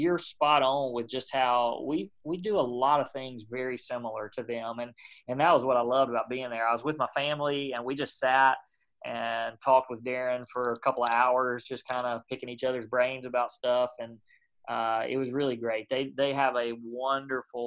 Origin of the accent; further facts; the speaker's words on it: Clinton, United States; also born or lived in New Orleans; I'm from Clinton